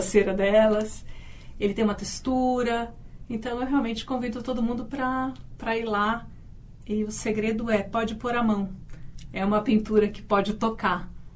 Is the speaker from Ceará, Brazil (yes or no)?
no; São Paulo, Brazil; moved away as an adult; Eu uh, nasci em São Paulo